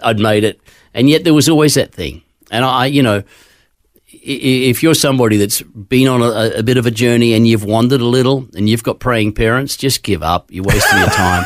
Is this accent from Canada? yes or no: no; Queensland, Australia; born or raised there; also born or lived in Gosford, New South Wales